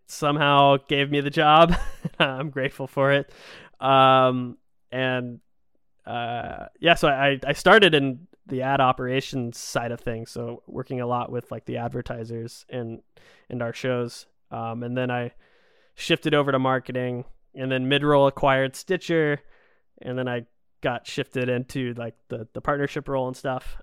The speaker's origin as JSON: {"language": "English", "region": "Georgia", "country": "United States", "tie": "born or raised there", "moved": "yes", "said": "I grew up in Georgia, so we weren't super far from Disney World"}